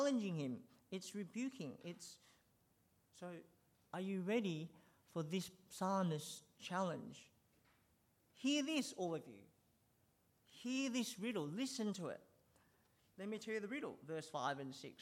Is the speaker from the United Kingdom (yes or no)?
no; Sydney, New South Wales, Australia; when I was growing up in Sydney